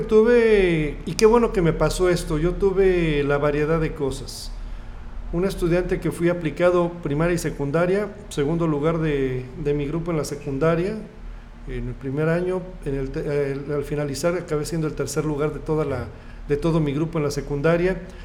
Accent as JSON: {"language": "Spanish", "town": "Tlalnepantla", "region": "State of Mexico", "country": "Mexico", "tie": "born or raised there", "also_born_or_lived": "Cuernavaca / Coatzacoalcos / Querétaro", "moved": "as an adult", "lives_now": "Tepic, Mexico", "said": "Llegamos a vivir al Estado de México, un lugar que se llama eh, valle Dorado, en la parte alta, en los balcones del valle, en lo más de Valle Dorado, municipio de Tlalnepantla, en el Estado de México. Y pues ahí estudié primaria, eh, secundaria"}